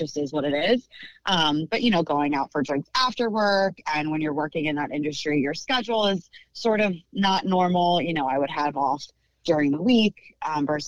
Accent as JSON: {"language": "English", "region": "Pennsylvania", "country": "United States", "tie": "born or raised there", "also_born_or_lived": "suburbs of Philadelphia / Conshohocken", "said": "I am born and raised in Pennsylvania. I've lived in the suburbs of Philadelphia most of my life"}